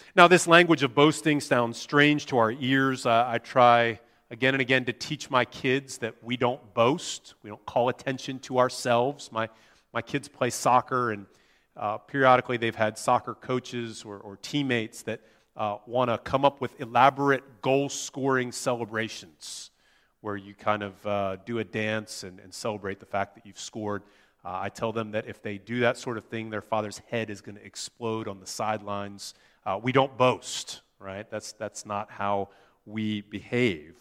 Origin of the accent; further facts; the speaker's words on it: United States; moved away; my home country of the U S